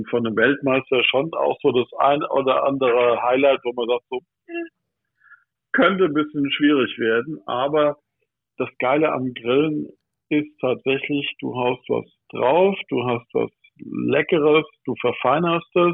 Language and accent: German; Michelstadt, Hesse, Germany; Äh, ich bin aus Michelstadt im Odenwald.